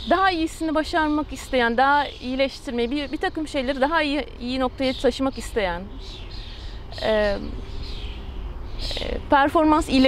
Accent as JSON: {"language": "Turkish", "region": "Ankara", "country": "Turkey", "tie": "born or raised there", "also_born_or_lived": "Istanbul", "said": "41 yaşındayım. İstanbul doğumluyum. E, Ortaokul, liseyi Ankara'da okudum."}